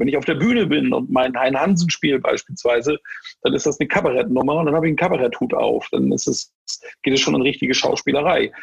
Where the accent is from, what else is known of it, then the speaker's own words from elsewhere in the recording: Germany; moved away; ich bin Schwartburger